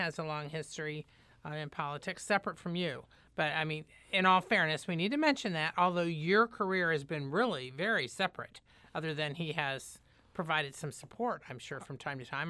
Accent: Indiana, United States; Indiana, my home state

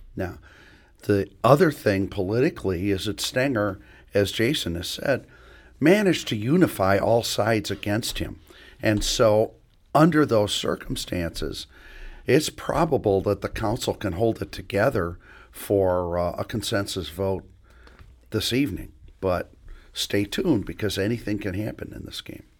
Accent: Illinois, United States; now in St. Louis, United States; Illinois, my home state

